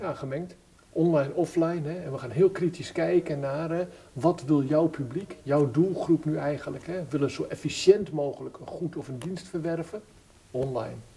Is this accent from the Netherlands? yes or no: yes; Wolphaartsdijk, Zeeland, Netherlands; ik ben geboren in Zeeland, ik ben een Zeeuw van geboorte en ik ben naar mijn geboorteplaats gegaan. Welke? Mijn geboorteplaats is Wolvaartsdijk